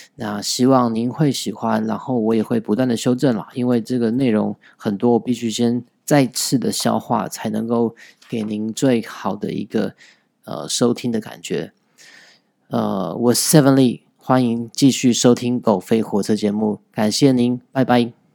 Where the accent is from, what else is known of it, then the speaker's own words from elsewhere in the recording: Taiwan; 李登辉的国族认同到底跟我们台湾人有什么关系？